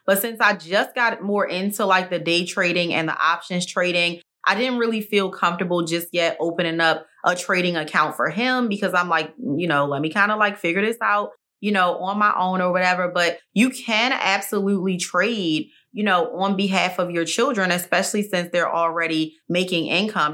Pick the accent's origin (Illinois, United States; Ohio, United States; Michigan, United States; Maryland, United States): Maryland, United States; now in Texas, United States; Maryland is my home state